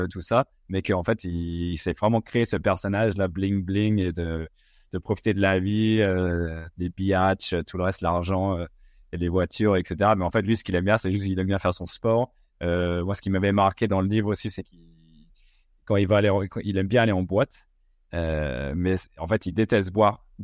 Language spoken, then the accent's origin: French; United States; c'était vraiment ce qui nous a bercé dans notre enfance, nous, euh, en grandissant aux States.